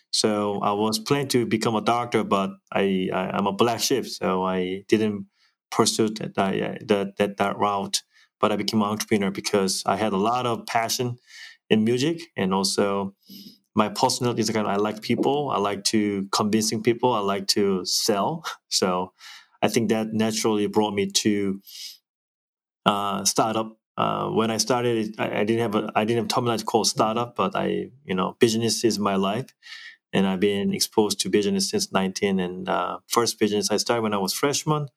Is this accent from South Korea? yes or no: yes; Yeosu, South Jeolla, South Korea; now in United States; Korea is my hometown, and I was raised in a fishing town. It's called Yeosu, beautiful, beautiful town in South Korea